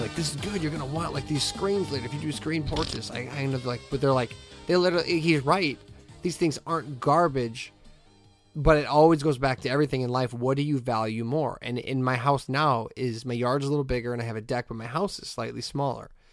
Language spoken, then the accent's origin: English; Hessville, Indiana, United States; I'm fifteen and I'm from Hessville